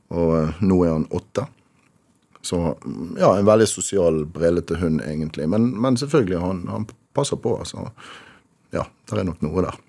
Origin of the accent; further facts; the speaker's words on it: Rotterdam, South Holland, Netherlands; now in Bergen, Norway; Født i Rotterdam. Ja. Av eh, norske foreldre, begge to.